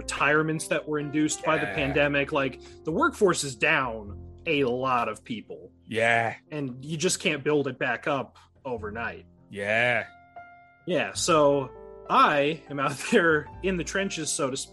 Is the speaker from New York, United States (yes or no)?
no; Galesburg, Illinois, United States; I'm from... the lovely town of Galesburg, Illinois, over in the west central part of the state